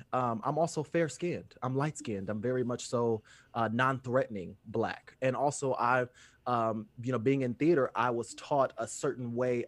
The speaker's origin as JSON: {"language": "English", "town": "Fort Wayne", "region": "Indiana", "country": "United States", "tie": "born or raised there", "said": "Fort Wayne, Indiana."}